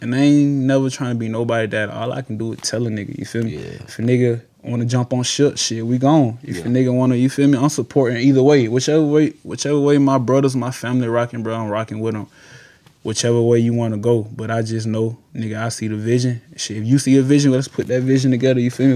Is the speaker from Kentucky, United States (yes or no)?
no; Atlanta, Georgia, United States; moved away as an adult; now in Toledo, United States; I'm from Atlanta. I'm from uh, the west side of Atlanta